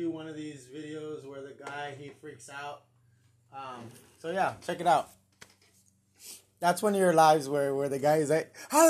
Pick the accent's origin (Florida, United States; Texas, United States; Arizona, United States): Texas, United States; Katy; So this right here is my Hometown Twisters. Katy. Damn it, nobody gives a shit about Katy, Texas.